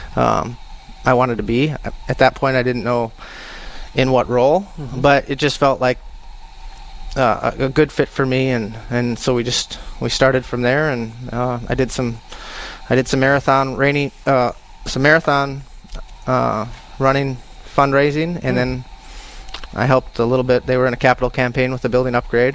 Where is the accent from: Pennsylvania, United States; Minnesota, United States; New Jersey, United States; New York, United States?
Minnesota, United States; Moorhead; moved away as an adult; originally I'm from Moorhead, and then I spent 20 years in the military, and then I decided to move back to the area.